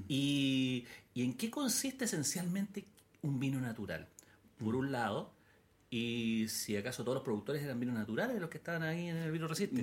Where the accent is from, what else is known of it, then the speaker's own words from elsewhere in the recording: Chile; como chilenos